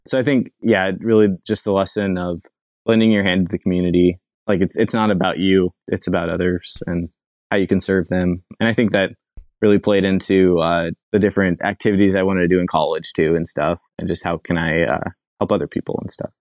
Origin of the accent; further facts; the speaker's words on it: Billings, Montana, United States; also born or lived in Laurel, Montana; now in Western Washington, United States; I was born in Billings, Montana. And throughout most of my childhood, I did not venture too far. I moved from Billings about twenty minutes away to, to Laurel